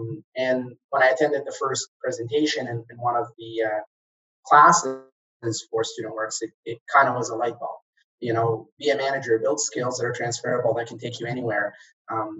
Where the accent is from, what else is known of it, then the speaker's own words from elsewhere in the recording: Kuwait; moved away as an adult; also born or lived in Egypt; now in Canada; I'm originally from Egypt, but I grew up in Kuwait